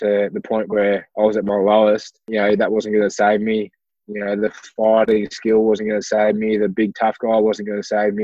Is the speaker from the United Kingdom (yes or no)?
no; Ballarat, Victoria, Australia; I'm from Ballarat, Victoria in Australia. So a very small, not a small regional town, but it is a regional city, born and bred here